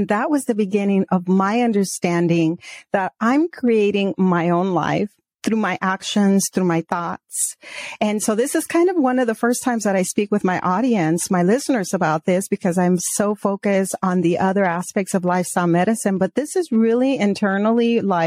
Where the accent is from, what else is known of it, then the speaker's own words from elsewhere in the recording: Arizona, United States; also born or lived in Mexico; we migrated when I was a child from Mexico to the States, to Arizona. And then when, you know, growing up, my father always took us up north to Prescott, to Flagstaff, to camp